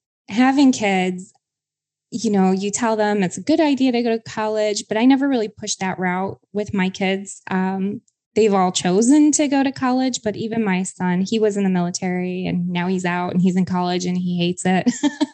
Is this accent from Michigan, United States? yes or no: yes; Michigan, United States; moved away; I'm from Michigan